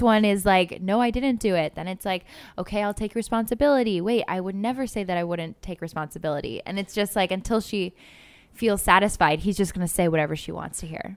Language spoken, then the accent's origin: English; Cleveland, Ohio, United States; I'm from Ohio, Cleveland area